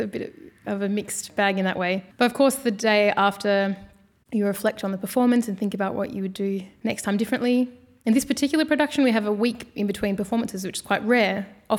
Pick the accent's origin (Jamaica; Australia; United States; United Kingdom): Australia; But even growing up in Australia, having the name … wasn't so easy.